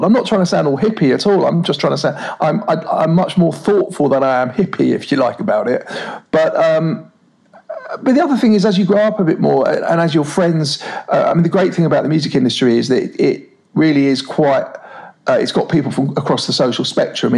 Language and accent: English; London, United Kingdom; I've probably only ever lived within about a 2 mile radius of where I was born and raised in North London